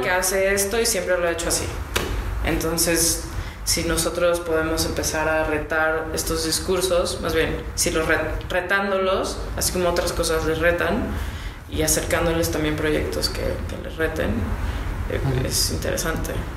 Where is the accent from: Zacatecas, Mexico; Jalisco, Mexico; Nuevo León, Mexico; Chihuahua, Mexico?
Jalisco, Mexico; Guadalajara; soy de Guadalajara y estudié diseño industrial en el TEC